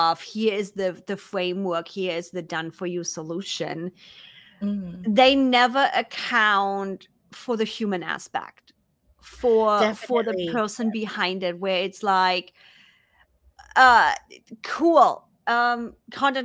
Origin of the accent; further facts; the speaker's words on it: Germany; accent: German; English is a second language; now in United States; Because of my accent, because of being a German that lives in the US that's now speaking English, my accent was way stronger.